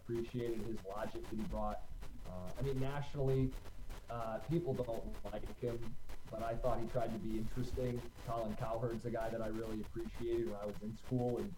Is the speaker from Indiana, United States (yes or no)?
no; Livonia, Michigan, United States; I'm from the east side of the state, Livonia, a suburb of Detroit. Grew up there and spent like my entire youth there.